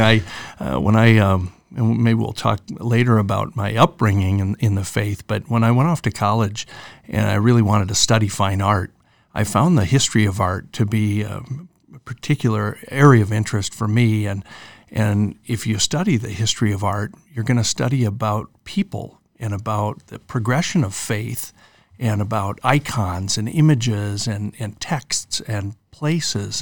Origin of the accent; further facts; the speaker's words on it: Owatonna, Minnesota, United States; growing up in Owatonna, it was all about, uh, Sunday at Saint Joseph's Catholic Church